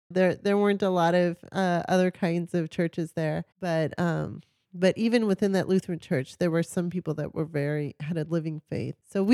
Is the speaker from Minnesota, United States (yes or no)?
yes; Minnesota, United States; Yeah, so I grew up near Canada in Minnesota.